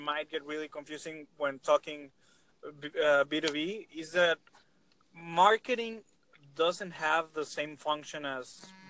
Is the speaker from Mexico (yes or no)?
yes; Mexico; I'm from Mexico. I'm actually a student right now.